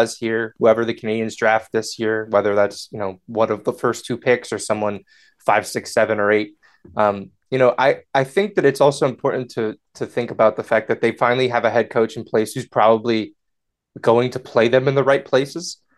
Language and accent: English; United States; I'm, I'm an American. I live in the United States